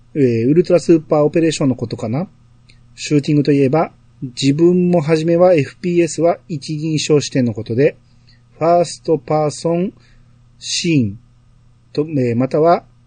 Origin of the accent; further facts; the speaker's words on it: Kansai, Japan; accent: Kansai dialect; ナチュラルな関西弁のイントネーションで呼んでる